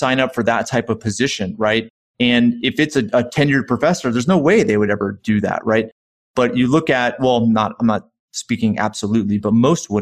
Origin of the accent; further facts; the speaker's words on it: right outside of Hartford, Connecticut, United States; I grew up right outside of Hartford, Connecticut